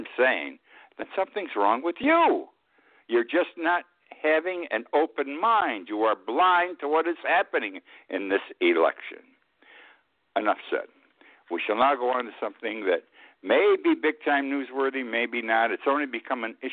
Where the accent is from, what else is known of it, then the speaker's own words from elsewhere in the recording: United States; I'm an American